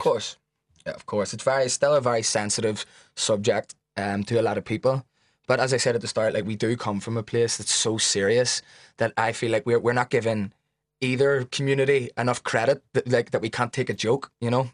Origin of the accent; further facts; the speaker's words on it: Belfast, Northern Ireland, United Kingdom; we're both from West Belfast